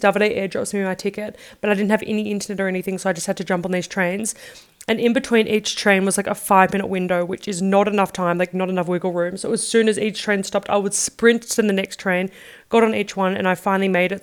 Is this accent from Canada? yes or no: no; Australia; moved away; I'm from Australia